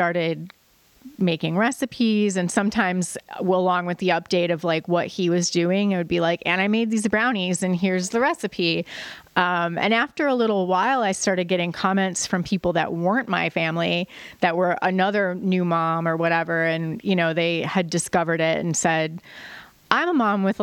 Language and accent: English; Joliet, Illinois, United States; I grew up in Joliet, which is a city about an hour south of Chicago.